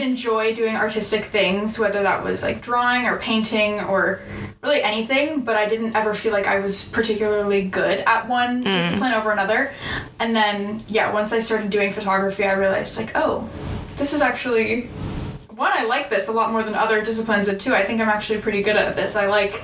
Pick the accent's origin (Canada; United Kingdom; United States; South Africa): United States; San Diego, California; I'm from San Diego, California